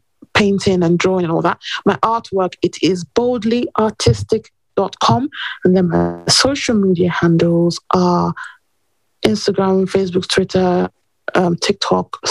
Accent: England, United Kingdom; also born or lived in New York; I was born in England and all my family are in England.

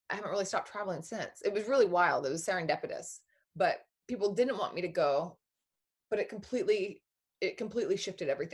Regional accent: Oklahoma, United States; I was born in Oklahoma, in a tiny little town in Oklahoma.

